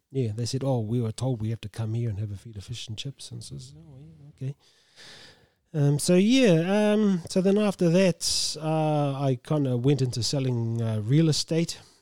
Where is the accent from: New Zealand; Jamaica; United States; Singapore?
New Zealand; Tolaga Bay, Gisborne; I grew up in Talaga Bay. and, uh, went to high school there